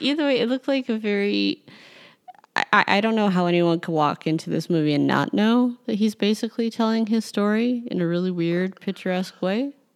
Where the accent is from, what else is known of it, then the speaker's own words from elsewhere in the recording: Chicago, Illinois, United States; as a Chicagoan